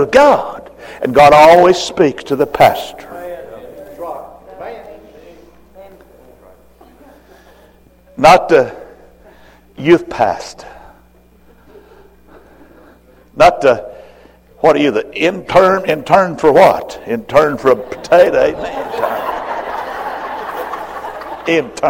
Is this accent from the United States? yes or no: yes; Roll Mountain, Tennessee, United States; I'm from Roll Mountain, Tennessee.